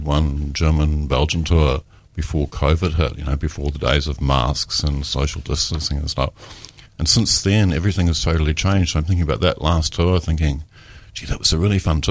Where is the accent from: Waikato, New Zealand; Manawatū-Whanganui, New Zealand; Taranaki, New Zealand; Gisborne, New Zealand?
Taranaki, New Zealand; moved away; also born or lived in Dunedin; I'm actually from Taranaki. I'm a North Island boy.